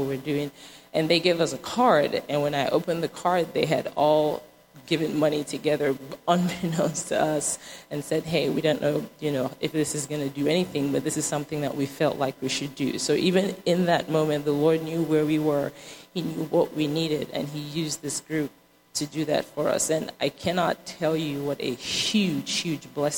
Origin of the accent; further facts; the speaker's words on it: Nigeria; moved away; I'm originally from Nigeria